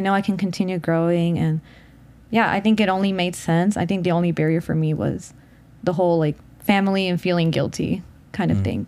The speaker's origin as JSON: {"language": "English", "town": "Houston", "region": "Texas", "country": "United States", "also_born_or_lived": "Chicago", "moved": "as an adult", "said": "I'm from Houston. That's where like my parents and my siblings are"}